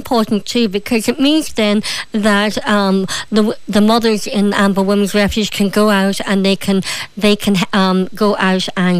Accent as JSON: {"language": "English", "town": "Derry", "region": "Northern Ireland", "country": "United Kingdom", "also_born_or_lived": "Donegal, Ireland", "said": "That's the thing, I'm from Derry and Donegal, and I've never lived so inland before, and so sometimes I still miss the coast."}